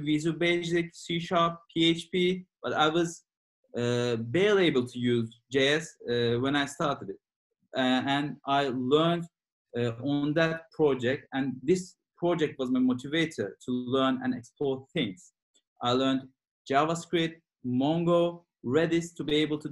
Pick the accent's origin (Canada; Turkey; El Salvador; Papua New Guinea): Turkey; now in London, United Kingdom; I live in London and I'm originally from Turkey.